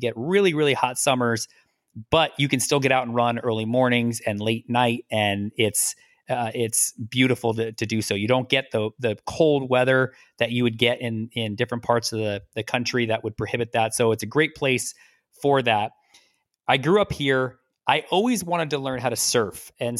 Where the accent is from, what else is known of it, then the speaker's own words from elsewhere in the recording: Arizona, United States; also born or lived in New York; So I was originally born in New York in the United States, and then moved out to Arizona when I was a kid. So I grew up in Arizona, which is on the other side of the country.